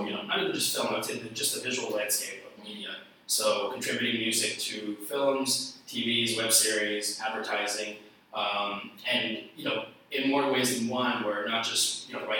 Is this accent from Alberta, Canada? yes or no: no; Toronto, Ontario, Canada; where I grew up in Toronto